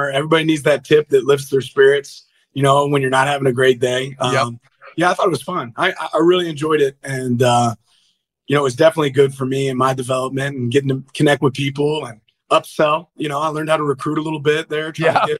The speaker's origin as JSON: {"language": "English", "town": "Kansas City", "region": "Missouri", "country": "United States", "said": "I'm a big Andy Reid fan. I'm from Kansas City"}